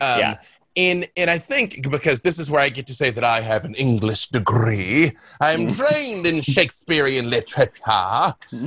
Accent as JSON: {"language": "English", "town": "Little Rock", "region": "Arkansas", "country": "United States", "said": "I'm from Little Rock, Arkansas"}